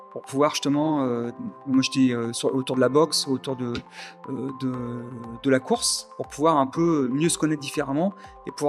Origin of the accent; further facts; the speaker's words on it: Algiers, Algiers Province, Algeria; born there; je suis ingénieur en mathématiques, mathématiques appliquées. Je suis né à Alger, Hein, puisque mon père a fait beaucoup d'expatriation